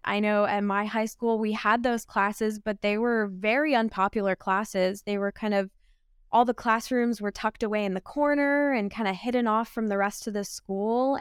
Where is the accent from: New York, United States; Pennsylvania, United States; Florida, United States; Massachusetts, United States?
Pennsylvania, United States; me growing up in Pennsylvania